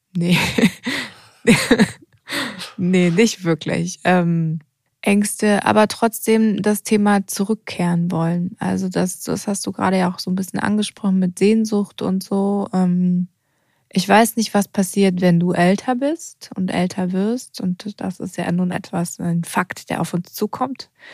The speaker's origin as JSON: {"language": "German", "region": "Odenwald", "country": "Germany", "moved": "yes"}